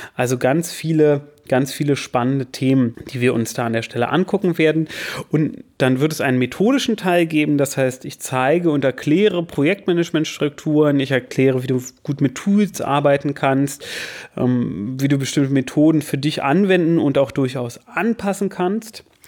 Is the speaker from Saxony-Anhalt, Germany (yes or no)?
no; Berlin, Germany; moved away as an adult; also born or lived in Lower Saxony; now in Hanover, Germany; Ich bin in Berlin aufgewachsen